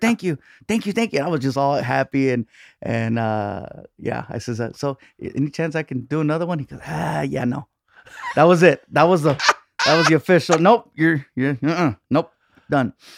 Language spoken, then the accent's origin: English; Long Beach, California, United States; also born or lived in San Diego; I was born in San Diego, and then just little by little moved up n, north with my mom until we got to Long Beach